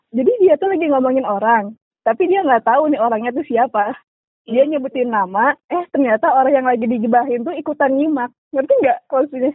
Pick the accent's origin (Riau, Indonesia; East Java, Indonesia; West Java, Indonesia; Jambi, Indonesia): West Java, Indonesia; Bandung; Gue asli Bandung